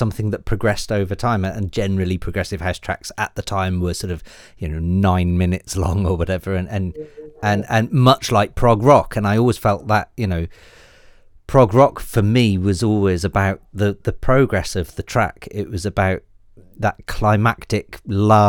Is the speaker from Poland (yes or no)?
no; Wales, United Kingdom; also born or lived in Bristol; born and bred in Wales and spent a lot of time in Bristol